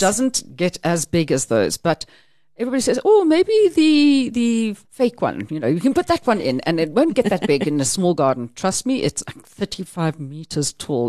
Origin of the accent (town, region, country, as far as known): South Africa